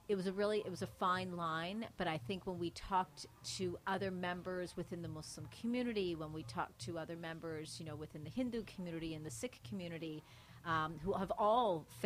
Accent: Mississauga, Ontario, Canada; My parents came here in the '70s, and growing up here, we were the only, as we would call it, you know, South Asian family, brown family that was living on our street, Mississauga.

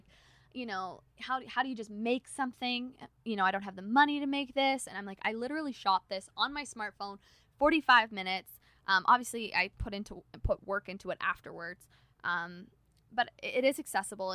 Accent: Canada; I'm Canadian.

